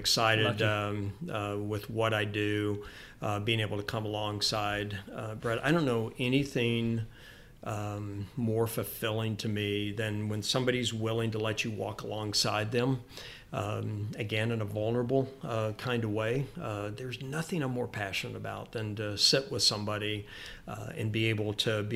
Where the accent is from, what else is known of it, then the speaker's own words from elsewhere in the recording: Memphis, Tennessee, United States; I grew up in Memphis.